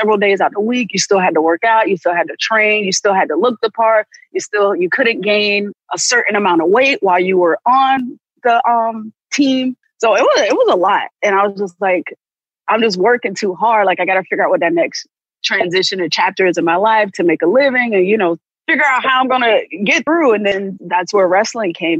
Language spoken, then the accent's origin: English; Sanford, Florida, United States; moved away as an adult; also born or lived in Tampa, Florida; I'm billed from Orlando, Florida, but I'm from actually from Sanford, Florida, which is a small town outside of Orlando. So come from a very close-knit family. So that was my first time away from home